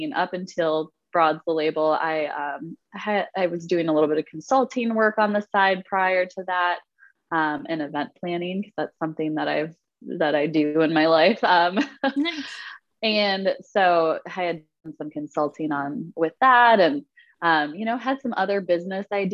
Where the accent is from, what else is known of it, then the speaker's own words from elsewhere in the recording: Wisconsin, United States; growing up in Wisconsin in the middle of winter